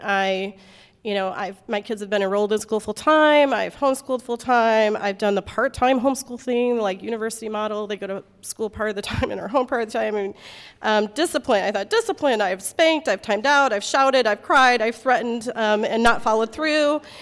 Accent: Midwest, United States; moved away as an adult; also born or lived in Alaska; I grew up in the Midwest where, like, people bring you food for everything

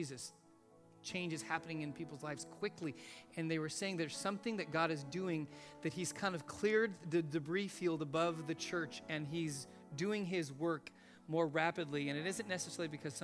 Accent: Los Angeles, California, United States; When we moved into our house that I grew up in out in Van Nuys in the valley

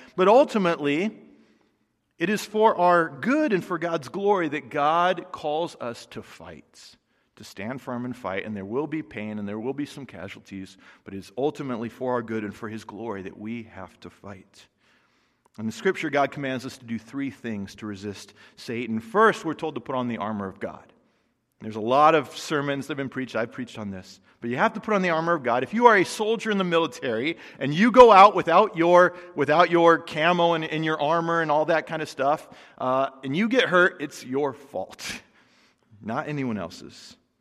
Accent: United States; American Christians

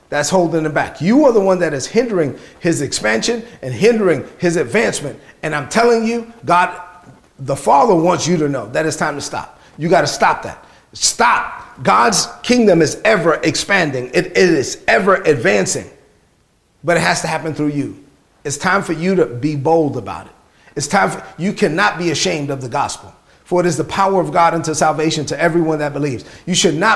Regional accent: New York City, New York, United States; Grew up in East New York, Brooklyn.

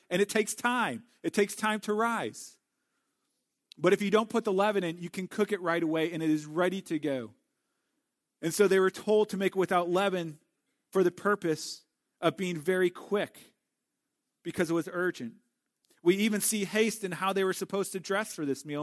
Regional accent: St. Louis, Missouri, United States; Growing up in Saint Louis

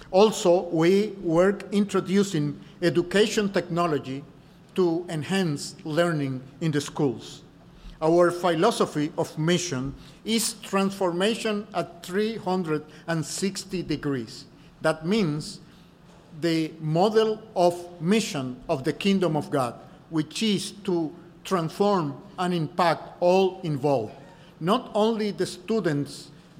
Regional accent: Dominican Republic; I'm from the Dominican Republic.

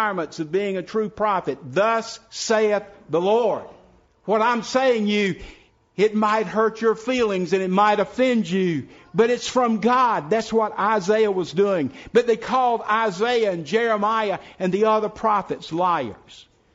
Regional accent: South Carolina, United States; now in Person County, North Carolina, United States; When I was growing up in South Carolina, a little old house that was about to fall down was called a shanty.

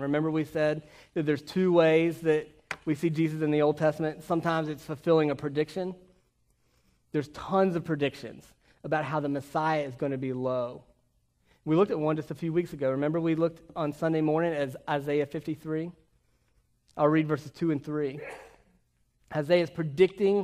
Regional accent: Virginia, United States; moved away; I grew up in Virginia

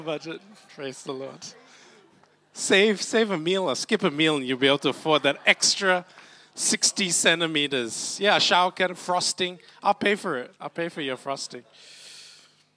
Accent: Malacca, Malaysia; now in Brisbane, Australia; I'm originally from Malacca.

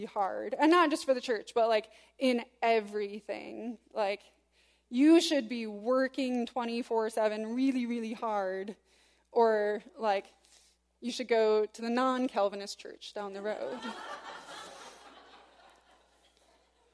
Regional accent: West Michigan, United States; growing up in West Michigan, as I did

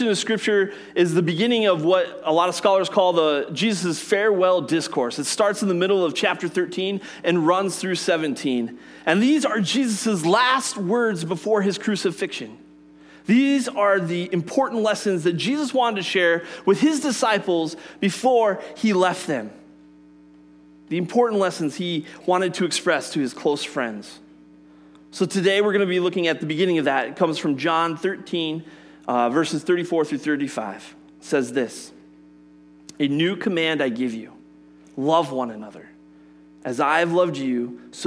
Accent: Colorado, United States; I grew up in Colorado

